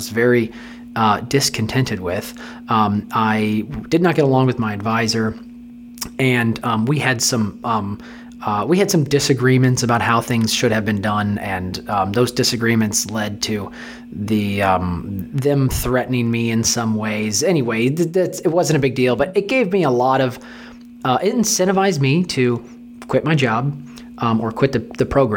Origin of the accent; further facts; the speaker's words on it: St. Louis, Missouri, United States; I'm from St. Louis. Born and raised here